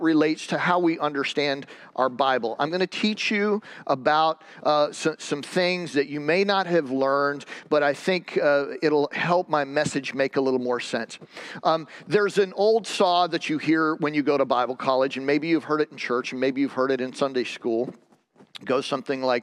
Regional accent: Michigan, United States; I grew up with Renee in Michigan

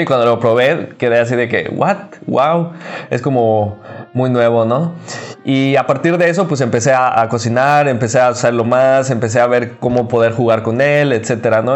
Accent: Cancún, Quintana Roo, Mexico; Eh, soy de Cancún

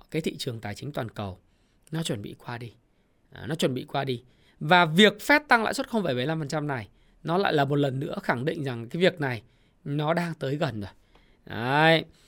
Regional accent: Ha Long, Quang Ninh, Vietnam; Quảng Ninh, Hạ Long quê tôi

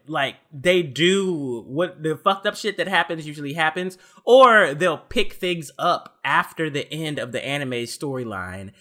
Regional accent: Texas, United States; moved away; I'm from Texas, so, like, I'm used to the heat

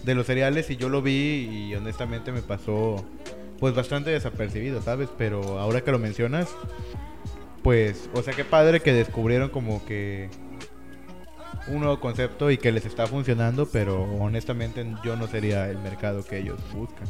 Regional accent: Mexico

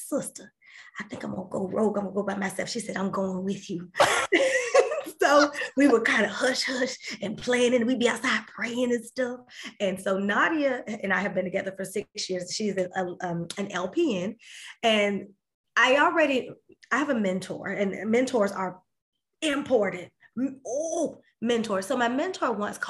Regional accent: Winter Haven, Florida, United States; my hometown of Winter Haven

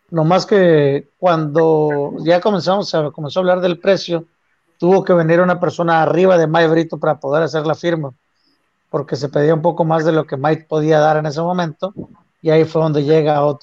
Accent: Mexico; pues qué chamaco de 19 años, sobre todo siendo latino mexicano, estás listo para enfrentarte a 55 mil, 60 mil personas en un estadio

